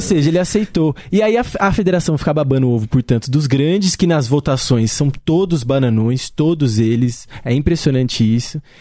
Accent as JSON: {"language": "Portuguese", "town": "Atibaia", "region": "São Paulo", "country": "Brazil", "said": "eu sou de Atibaia"}